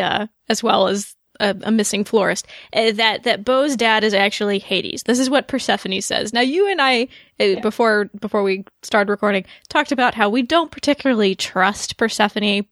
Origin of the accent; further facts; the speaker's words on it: Dallas, Texas, United States; also born or lived in Shreveport, Louisiana; I'm from Dallas.